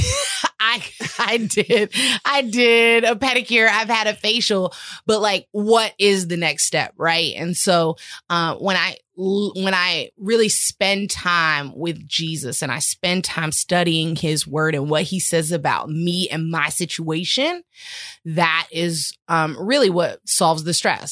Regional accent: California, United States; we're also from California

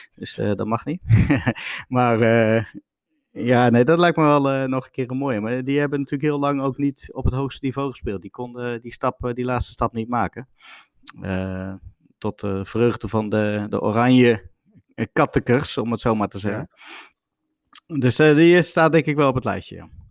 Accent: Veenendaal, Utrecht, Netherlands; bij ons in Veenendaal

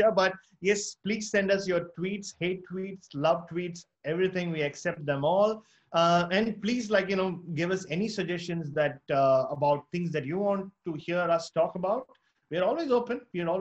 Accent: Mumbai, Maharashtra, India; moved away; I was born in Bombay, but it became Mumbai

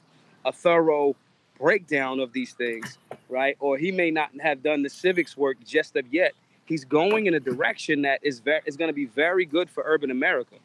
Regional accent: Philadelphia, Pennsylvania, United States; I'm from Philly

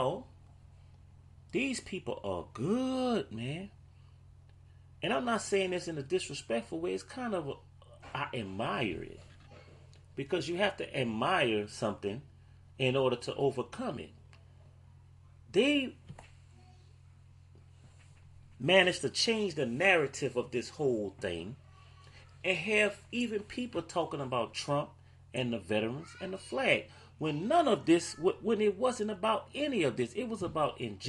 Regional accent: New Orleans, Louisiana, United States; I'm from New Orleans

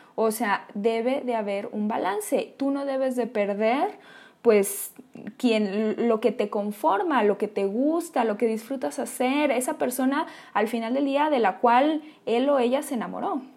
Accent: Mexico; una sociedad como la nuestra, como la mexicana

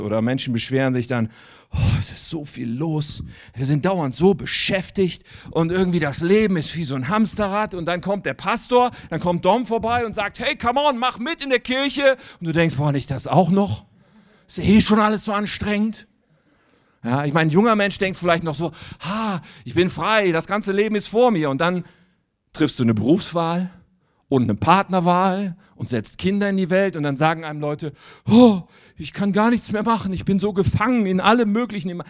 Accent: Wuppertal, North Rhine-Westphalia, Germany; now in near Hanover, Germany; Ich komme eigentlich aus Wuppertal

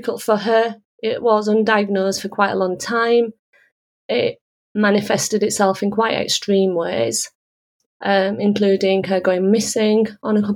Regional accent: Huddersfield, Yorkshire and the Humber, United Kingdom; also born or lived in Manchester; My parents moved to Huddersfield in the late 1960s, and my father worked in various jobs after the mill. He worked as a security guard, worked on the buses, and eventually bed borrowed and stole, not literally, money to start a small business here in Huddersfield

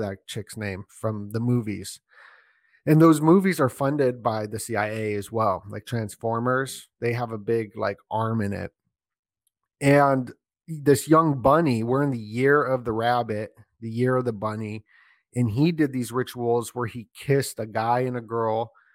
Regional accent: Las Vegas, Nevada, United States; I grew up in Vegas, so when I was a little kid

